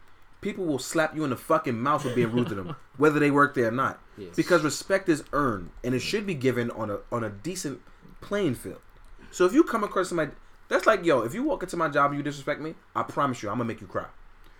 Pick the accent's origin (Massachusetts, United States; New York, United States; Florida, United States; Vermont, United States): New York, United States; New York City; I grew up in Fort Greene, the worst neighborhood in Brooklyn.